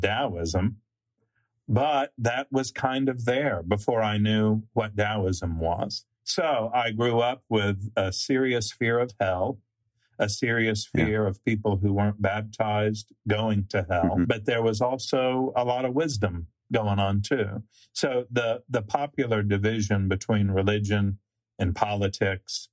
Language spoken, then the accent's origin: English; Nashville, Tennessee, United States; growing up in Nashville, I went to a segregationist academy